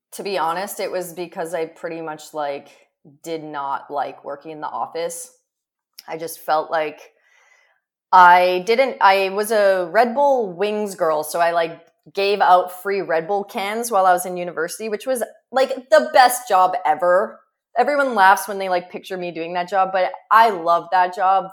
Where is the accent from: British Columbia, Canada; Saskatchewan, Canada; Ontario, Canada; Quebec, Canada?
Saskatchewan, Canada; Prince Albert; moved away; I grew up in Prince Albert, Saskatchewan, in the middle of fucking nowhere